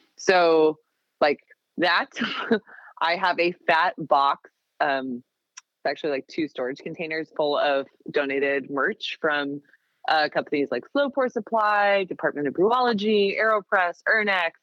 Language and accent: English; Seattle, Washington, United States; moved away as an adult; now in Portland, United States; I grew up in the Seattle area